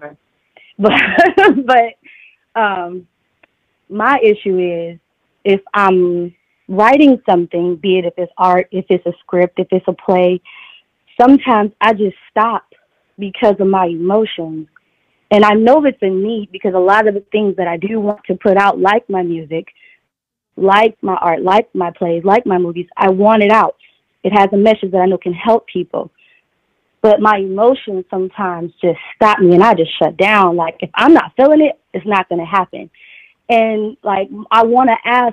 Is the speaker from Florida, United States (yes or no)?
no; Detroit, Michigan, United States; I'm from Detroit.